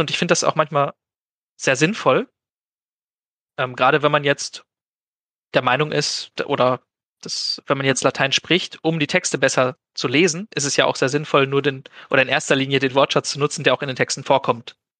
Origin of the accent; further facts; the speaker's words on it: Germany; accent: German; ich spreche halt dann mit einem gewissen deutschen Akzent